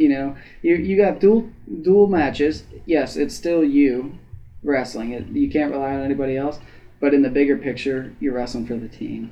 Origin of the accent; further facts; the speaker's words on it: Ada, Ohio, United States; I'm from Ada. We had 66 in my graduating class